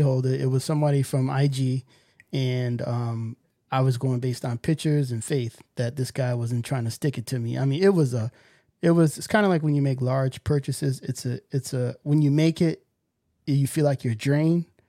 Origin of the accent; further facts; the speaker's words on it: New York, United States; growing up in New York